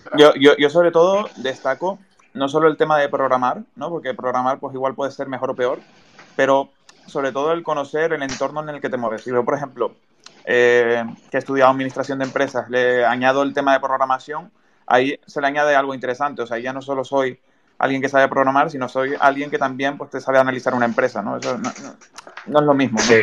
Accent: Tenerife, Canary Islands, Spain; yo soy de Tenerife

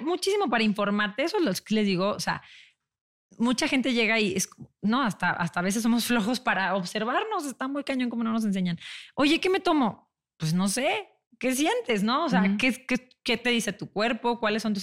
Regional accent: León, Guanajuato, Mexico; moved away as an adult; yo soy de León, me regresé a León con mi papá

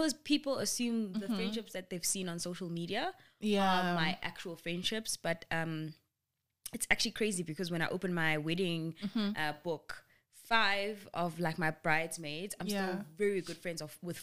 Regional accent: Cape Town, Western Cape, South Africa; moved away; I grew up in Cape Town, five of my closest friends are there, and then the other four are here

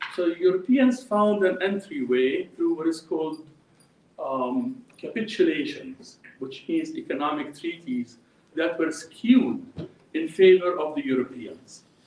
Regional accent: Jordan; I'm happen to be an Orthodox Christian who was born and raised in Jordan

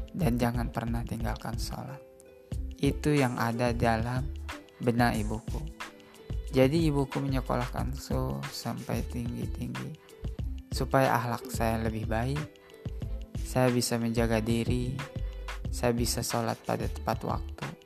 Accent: Gunung Batu, Indonesia; Jadi yang harus teman-teman ketahui di kampung saya, Kampung Gunung Batu, banyak sekali sejarah di sana.

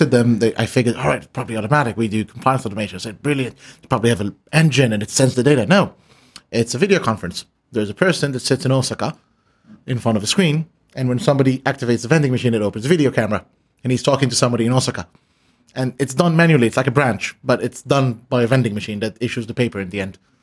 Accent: Israel; moved away; I come from Israel

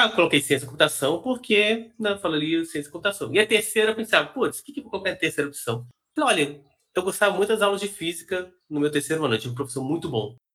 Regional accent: Minas Gerais, Brazil; moved away as an adult; E, então, eu, eu sou de Minas Gerais, morei lá até meus 18 anos, que é mais ou menos quando vem essa época da, da faculdade.

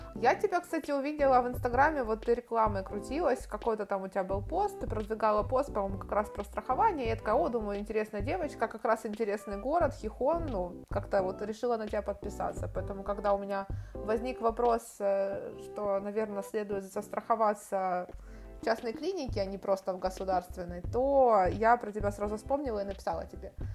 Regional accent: Kharkiv, Kharkiv Oblast, Ukraine; moved away as an adult; also born or lived in Istanbul, Turkey; now in Spain; Я из Харькова, у нас нет большой воды

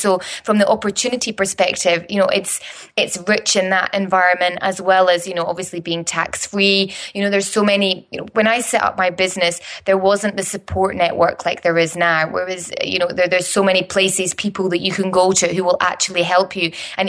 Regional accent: Edinburgh, Scotland, United Kingdom; now in Dubai, United Arab Emirates; I'm originally from Edinburgh in Scotland, but I've made Dubai in the Middle East my second home for the past 12 years.

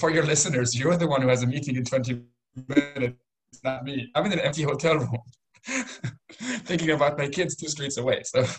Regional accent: Israel; now in Europe; And maybe to go back to where I grew up in Israel, it's all over the place.

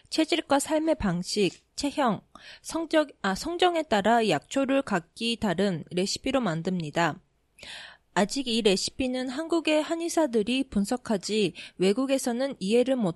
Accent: Japan; also born or lived in South Korea; 私、韓国生まれ、日本育ち、わったかたしてきた韓国人の

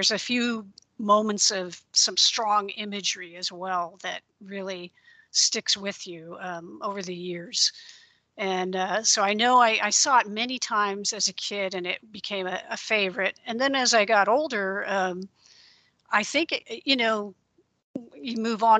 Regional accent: Central Coast region of California, United States; I grew up in the Central Coast region of California

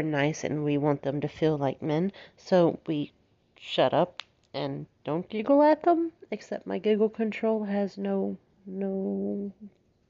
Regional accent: Alabama, United States; I have been born and raised in the South, United States, Alabama, all the way

